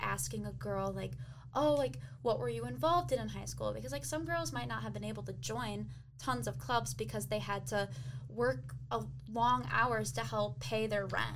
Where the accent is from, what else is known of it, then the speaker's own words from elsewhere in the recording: South Lyon, Michigan, United States; I'm from South Line, which is our way.